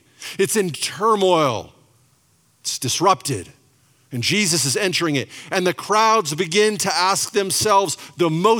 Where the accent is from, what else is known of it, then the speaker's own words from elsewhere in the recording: Spokane, Washington, United States; we're from Spokane, Washington